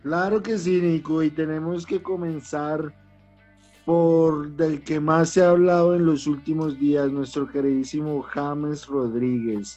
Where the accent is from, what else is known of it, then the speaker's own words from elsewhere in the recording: Colombia; bastante grato para mí como colombiano